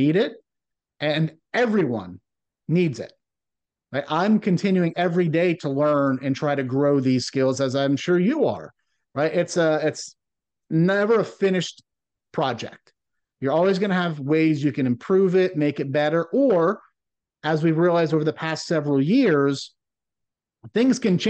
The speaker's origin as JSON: {"language": "English", "region": "Rust Belt of Ohio", "country": "United States", "tie": "born or raised there", "said": "growing up in the Rust Belt of Ohio"}